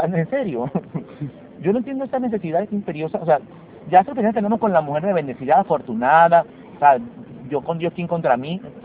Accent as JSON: {"language": "Spanish", "country": "Venezuela", "moved": "yes", "lives_now": "Lima, Peru", "said": "cuando nos regresemos a Venezuela"}